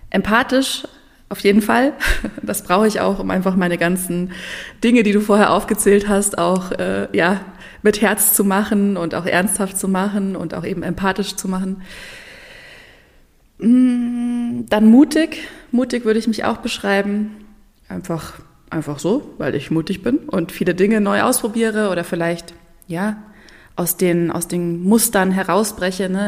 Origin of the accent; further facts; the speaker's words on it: Munich, Bavaria, Germany; Ich komme ursprünglich aus, auch aus München. Es hat immer, ist ja auch bayerisch und ähm, ja, also quasi ähm, ja, in meiner Hometown mit äh, Pumuckl meine Kindheit verbracht.